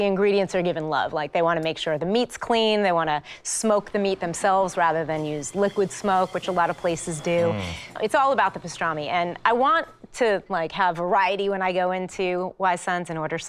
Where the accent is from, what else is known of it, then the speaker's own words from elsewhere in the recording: New York, United States; now in San Francisco, United States; I'm from New York, and I'm a Jewish girl, and San Francisco really has not. I've lived in San Francisco for almost 25 years